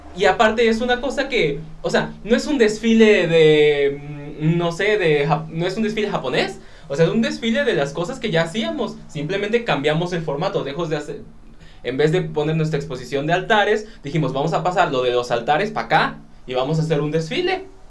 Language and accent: Spanish; Mexico; por ser mexicano